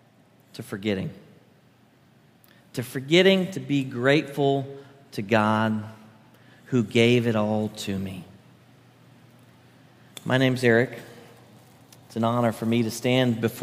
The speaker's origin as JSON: {"language": "English", "town": "Branson", "region": "Missouri", "country": "United States", "tie": "born or raised there", "moved": "as an adult", "said": "I grew up in Branson, Missouri, up in the Ozarks"}